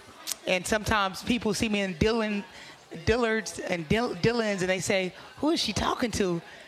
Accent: Kansas City, United States; growing up in Kansas City

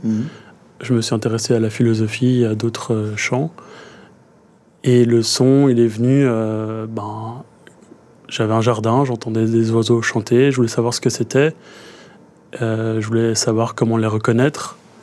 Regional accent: Brussels, Brussels-Capital Region, Belgium; J'ai grandi à Bruxelles

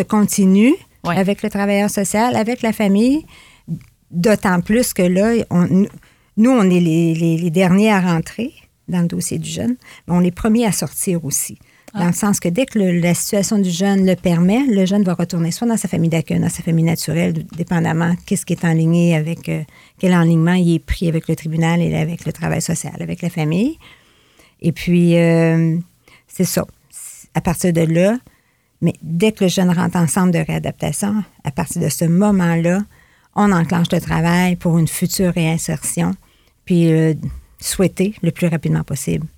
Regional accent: Fort-Prével, Quebec, Canada; also born or lived in Gaspé / Rimouski; Je suis native de Fort-Prével. J'y ai grandi mon enfance, mon adolescence, jusqu'à mon départ pour l'école

